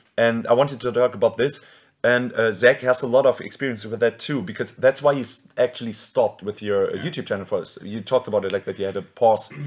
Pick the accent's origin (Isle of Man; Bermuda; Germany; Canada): Germany